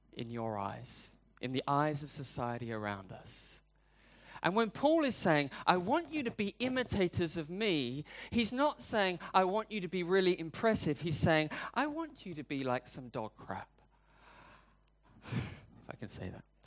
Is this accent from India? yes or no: no; United Kingdom; I'm British